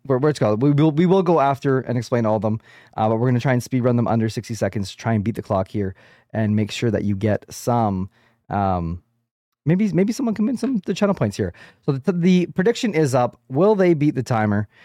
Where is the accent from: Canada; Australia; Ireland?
Canada; I am a Canadian podcaster